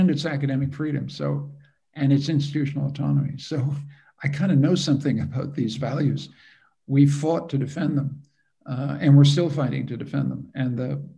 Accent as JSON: {"language": "English", "country": "Canada", "said": "I'm a Canadian"}